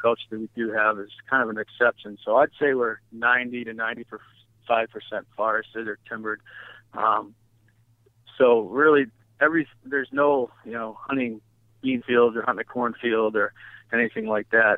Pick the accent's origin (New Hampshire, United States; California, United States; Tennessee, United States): New Hampshire, United States; I grew up hunting in New England. I'm from New Hampshire. I lived here all my life